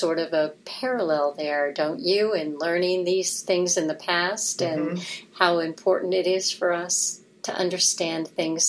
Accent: New York, United States; moved away; When I came here from New York, I used to hike on the Appalachian Trail.

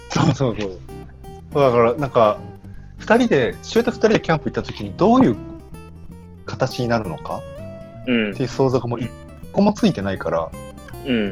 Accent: Aichi, Japan; moved away; 地元は愛知県だから

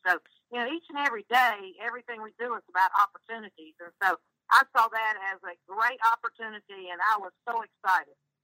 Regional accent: North Carolina, United States; I'm from North Carolina

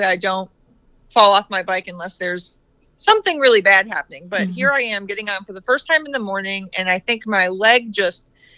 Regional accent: Carlton, Michigan, United States; This woman was from Carlton, Michigan, so our hometown.

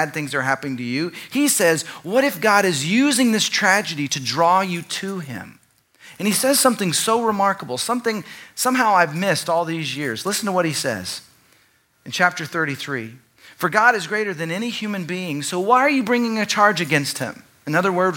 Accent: Dallas, Texas, United States; growing up in Dallas, a very religious context

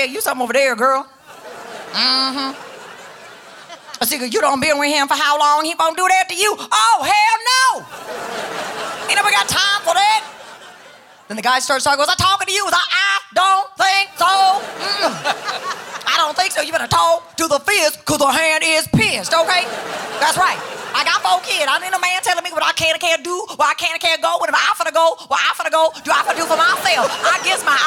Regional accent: California, United States; I grew up in California

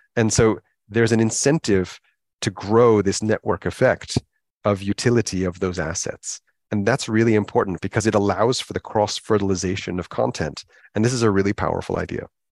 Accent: United States; moved away as an adult; also born or lived in Hong Kong; now in United Kingdom; where I grew up in America

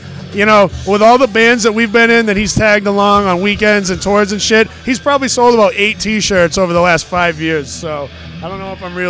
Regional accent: Charlton, Massachusetts, United States; I'm from Charlton.

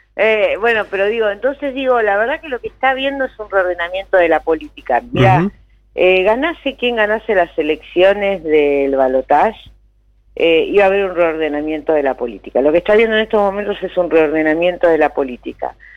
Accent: Junín, Buenos Aires Province, Argentina; yo soy de Junín

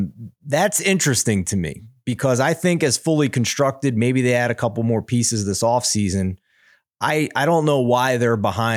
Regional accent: Philadelphia, Pennsylvania, United States; I'm from Philadelphia.

